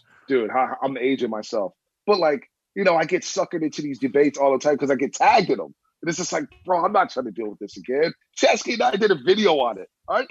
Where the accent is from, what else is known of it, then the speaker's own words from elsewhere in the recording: San Francisco, California, United States; I'm from the skull, man. I'm from Frisco.